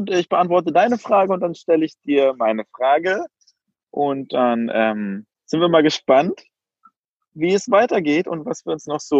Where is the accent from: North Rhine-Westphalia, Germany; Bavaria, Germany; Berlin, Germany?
Berlin, Germany; ich bin ähm, Berliner Junge.